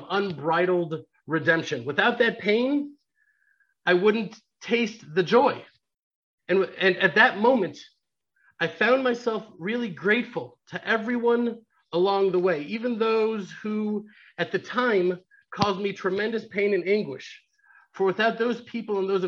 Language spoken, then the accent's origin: English; Houston, Texas, United States; now in Israel; growing up in Houston